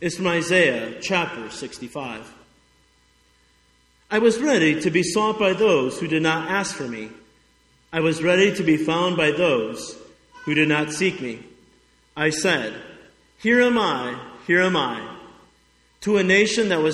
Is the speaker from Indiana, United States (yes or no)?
yes; Highland, Indiana, United States; moved away as an adult; also born or lived in Wausau, Nebraska / Montana / Chattanooga, Tennessee; my hometown of Highland, Indiana